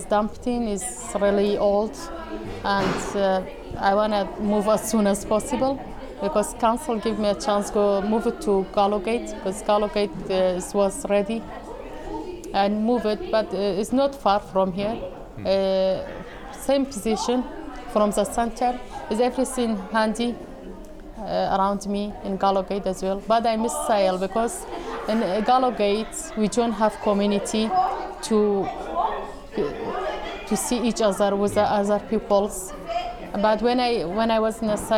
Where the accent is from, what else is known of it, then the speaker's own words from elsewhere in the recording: Kurdistan Region, Iraq; English is a second language; moved away as an adult; now in Glasgow, United Kingdom; I come from Kurdistan, north of Iraq. I've been in Scotland since 2003.